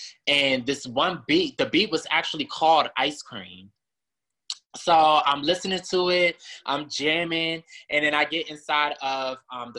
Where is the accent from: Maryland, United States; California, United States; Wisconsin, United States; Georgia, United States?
Maryland, United States; moved away as an adult; also born or lived in South Carolina; now in Houston, United States; I'm originally from Maryland. And then I moved to South Carolina, of course, for college.